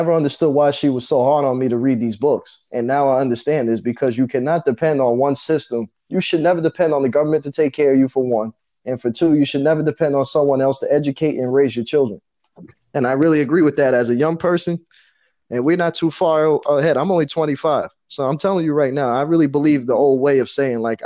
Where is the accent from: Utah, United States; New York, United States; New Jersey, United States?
New York, United States; New York City; I grew up in Far Rockaway, all right? In the 90s, in the early 2000s